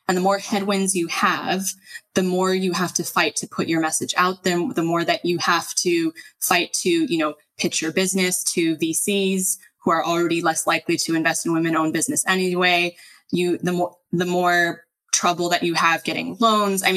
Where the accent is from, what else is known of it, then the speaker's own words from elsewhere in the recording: Los Angeles, California, United States; moved away as an adult; now in Spain; I grew up in one of the most diverse parts of the country